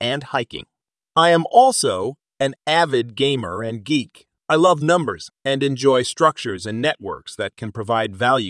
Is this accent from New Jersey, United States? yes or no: no; Texas, United States; we hail from the Texas backcountry.